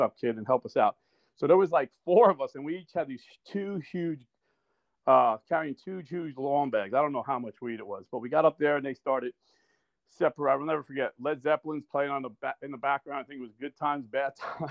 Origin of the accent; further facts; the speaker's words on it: Irvington, New Jersey, United States; also born or lived in Newark, New Jersey; I grew up in Irvington, New Jersey